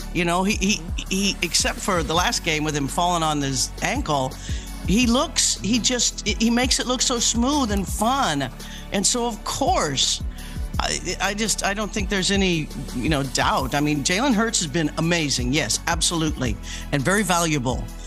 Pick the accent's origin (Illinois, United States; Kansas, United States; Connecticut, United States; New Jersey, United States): Kansas, United States; Leavenworth; I was born in Leavenworth, Kansas. Born and raised in Kansas